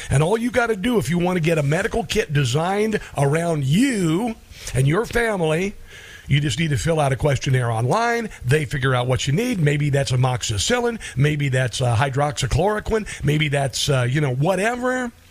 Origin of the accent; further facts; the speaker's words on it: Neola, Iowa, United States; moved away; I grew up in Southwest Iowa. We don't have a lot of, a lot of uh, you know, we, we got a Catholic church, we had a Presbyterian, we had a Christian church in Neola, Iowa.